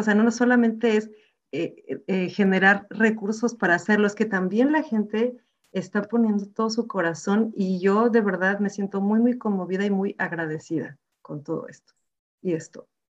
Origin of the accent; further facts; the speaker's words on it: Mexico; now in Gothenburg, Sweden; personalmente como mexicana me siento súper orgullosa